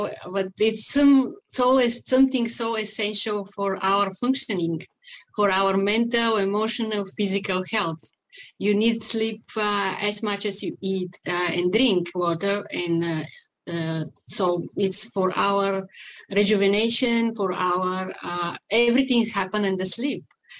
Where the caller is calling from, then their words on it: Vancouver, British Columbia, Canada; I'm located in Vancouver, Canada, in BC, British Columbia.